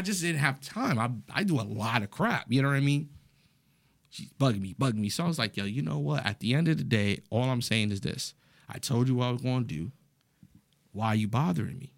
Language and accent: English; New York City, New York, United States; I was raised in the Bronx, New York